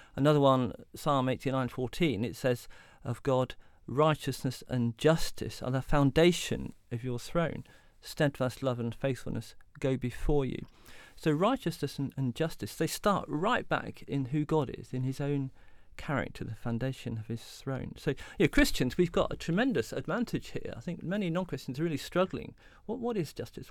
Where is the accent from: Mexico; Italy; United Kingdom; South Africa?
United Kingdom; Derby, East Midlands; also born or lived in Southampton; I was a teenager growing up in Derby in the East Midlands